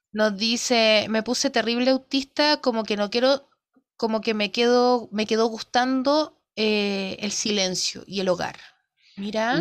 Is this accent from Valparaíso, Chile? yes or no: yes; Quilpué, Valparaíso, Chile; Nosotros somos de Quilpue